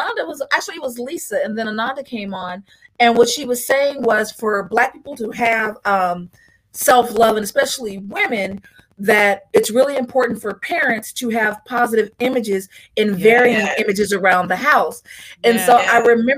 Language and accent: English; Long Beach, California, United States; I'm originally from Long Beach, California